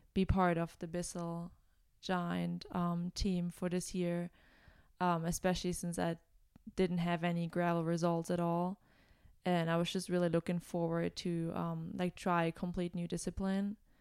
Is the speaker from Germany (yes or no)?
yes; Germany; moved away as an adult; now in United States; I'm originally from Germany